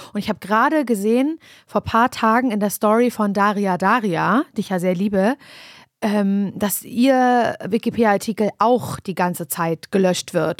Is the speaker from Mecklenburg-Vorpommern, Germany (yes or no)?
yes; Parchim, Mecklenburg-Vorpommern, Germany; moved away as an adult; also born or lived in Berlin; Ich komme ursprünglich aus Parchim